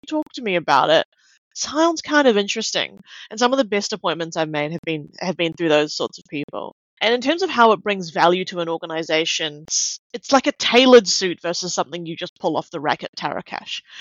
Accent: Auckland, New Zealand; moved away as an adult; now in Melbourne, Australia; I grew up in New Zealand. My parents are Malaysian Chinese, and I was brought up in Auckland. I've lived in Melbourne for about 6 years

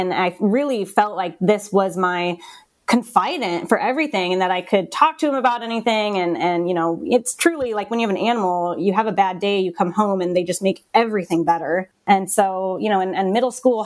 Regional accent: Midwest, United States; also born or lived in Kansas / Minnesota; now in Lincoln, United States; I am a Midwest girl, but I was actually born in Kansas, lived in Minnesota, and then came to Nebraska for college and never left

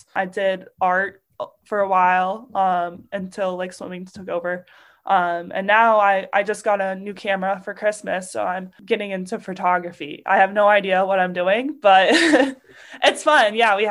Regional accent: Alabama, United States; Football. I'm from Alabama. Come on.

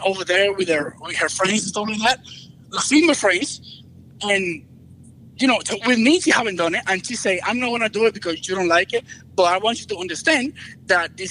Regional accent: Dominican Republic; now in Southern California, United States; I'm from Dominican Republic.

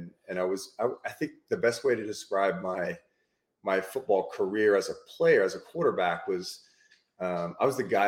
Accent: Australia; now in United States; basically grew up in Australia

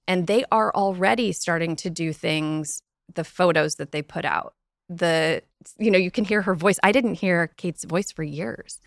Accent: United States; as an American

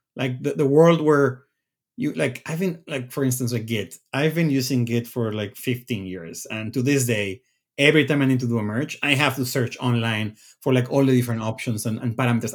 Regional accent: Mexico; moved away as an adult; also born or lived in Redmond, Washington, United States; I, I'm from Mexico. I went to school in Mexico, and then I moved to the U S once I got my C S degree.

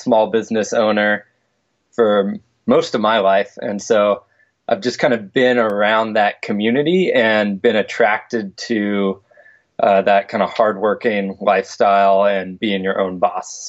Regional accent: San Luis Obispo, California, United States; also born or lived in Houston, Texas; I grew up in San Luis Obispo, California

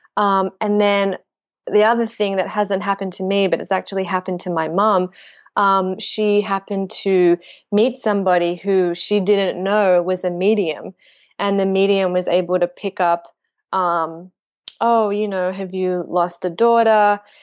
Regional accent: Melbourne, Victoria, Australia; I grew up in Melbourne, Australia

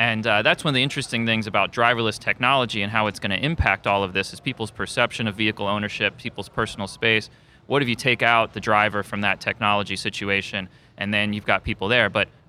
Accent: Tampa, Florida, United States; also born or lived in Washington, D.C.; because I'm from Florida originally and from Tampa, went to law school in Washington, D.C., lived there without a car.

